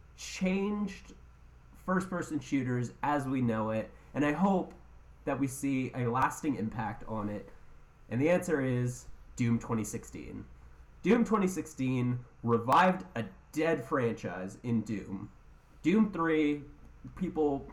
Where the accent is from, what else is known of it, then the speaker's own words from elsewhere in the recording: Canada; I'm too Canadian